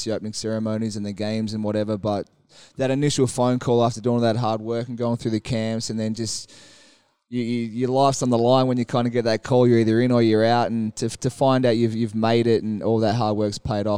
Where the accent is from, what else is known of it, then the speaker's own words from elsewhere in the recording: Tasmania, Australia; moved away; my home state